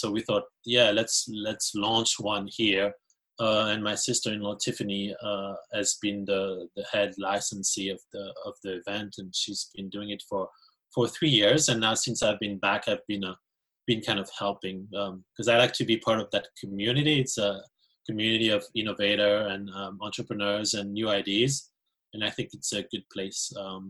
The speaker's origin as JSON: {"language": "English", "region": "Valais", "country": "Switzerland", "moved": "as an adult", "lives_now": "Canada", "said": "I'm originally from Valais in Switzerland. And I came here a long time ago, like in my early 20s, especially for my studies."}